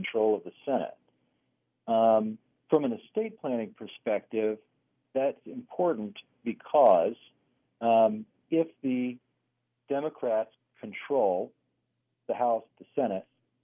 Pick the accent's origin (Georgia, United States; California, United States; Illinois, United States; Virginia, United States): Georgia, United States; moved away as an adult; now in Milwaukee, United States; I'm originally from Georgia, but I've been here since 2008